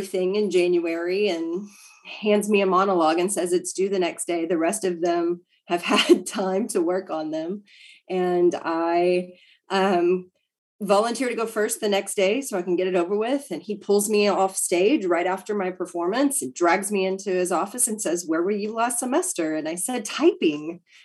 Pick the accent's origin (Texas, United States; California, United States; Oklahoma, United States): Texas, United States; Brownwood; also born or lived in San Angelo, Texas; I grew up in Brownwood. I went to high school in Brownwood. We moved there right out of, I guess, I was eighth grade and we moved to Brownwood.